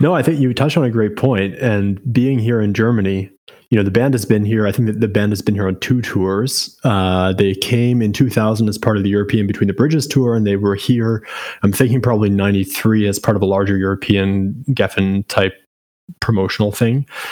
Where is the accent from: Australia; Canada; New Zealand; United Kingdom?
Canada; as a Canadian